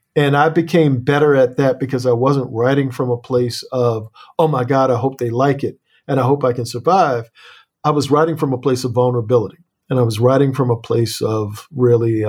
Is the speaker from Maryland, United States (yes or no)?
yes; Annapolis, Maryland, United States; I come from Annapolis, Maryland, and Annapolis is a slave port